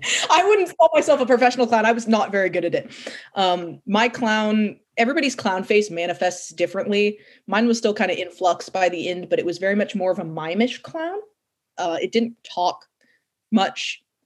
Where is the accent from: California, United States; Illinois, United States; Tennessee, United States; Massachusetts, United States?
California, United States; born there; also born or lived in New York; So I was born in California, and I started kindergarten in New York at a Waldorf school.